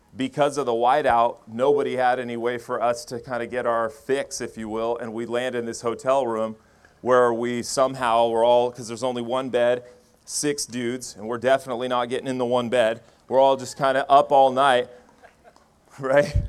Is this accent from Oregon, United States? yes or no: yes; Medford, Oregon, United States; I grew up here in Oregon. I, uh, was born in Medford, Oregon